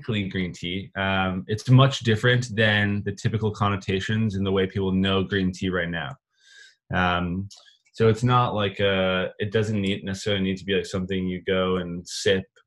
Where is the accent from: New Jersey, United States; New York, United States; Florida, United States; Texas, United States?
New York, United States; Rochester; now in Los Angeles, United States; We grew up in Rochester, New York, and now we live in Los Angeles.